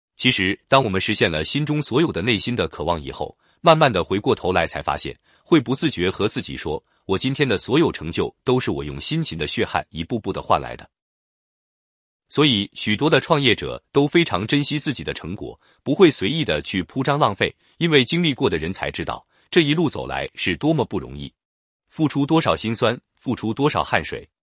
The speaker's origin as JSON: {"language": "Chinese", "country": "China", "said": "我们中国人"}